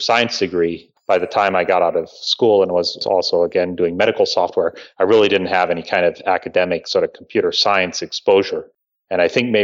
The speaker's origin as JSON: {"language": "English", "town": "Bradenton", "region": "Florida", "country": "United States", "tie": "born or raised there", "said": "I grew up in Florida, in kind of a backwater area in Bradenton, Florida."}